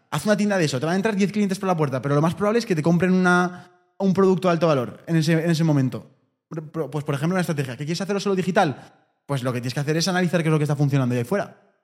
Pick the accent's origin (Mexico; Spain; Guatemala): Spain; porque somos españoles